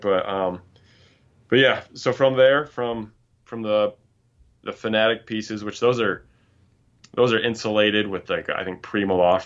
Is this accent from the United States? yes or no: yes; Grand Rapids, Michigan, United States; I'm from Michigan, um, born and raised in Grand Rapids, but moved up to northern Michigan, uh, a few years ago